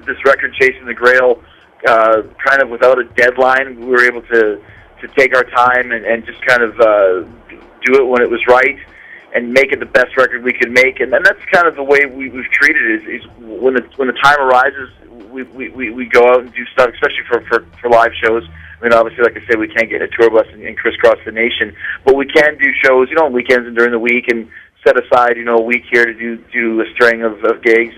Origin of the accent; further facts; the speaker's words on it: Winnipeg, Manitoba, Canada; growing up in Winnipeg, Canada